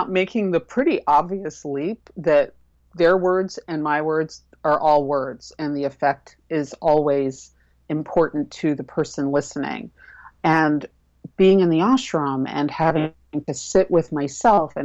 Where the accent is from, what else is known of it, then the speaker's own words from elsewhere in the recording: New York City, New York, United States; I'm originally from Manhattan, so busy is the water that I was born swimming